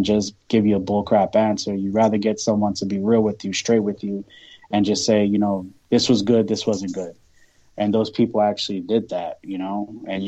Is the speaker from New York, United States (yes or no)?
yes; New York City, New York, United States; moved away; also born or lived in Florida; a kid like me growing up in Brooklyn